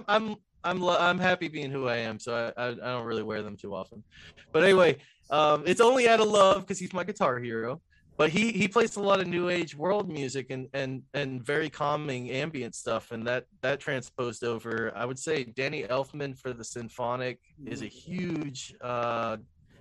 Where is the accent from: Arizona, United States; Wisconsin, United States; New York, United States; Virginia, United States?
Virginia, United States; Spotsylvania; born or raised there; also born or lived in Jacksonville, North Carolina